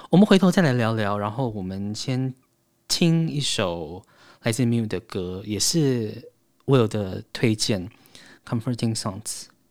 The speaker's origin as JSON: {"language": "Chinese", "country": "Taiwan", "said": "我们台湾人"}